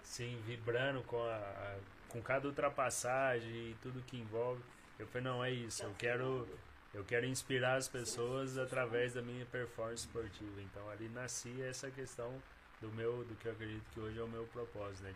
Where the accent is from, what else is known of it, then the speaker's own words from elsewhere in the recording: Bom Repouso, Minas Gerais, Brazil; now in Cambuí, Brazil; Eu sou de Bom Repouso, nasci lá. Vivi os 12 primeiros anos lá e aí eu vim para cá aos 12 anos.